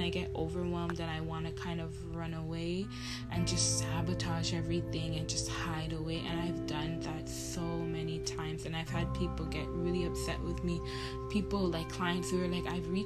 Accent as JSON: {"language": "English", "town": "Toronto", "region": "Ontario", "country": "Canada", "said": "I was from Toronto"}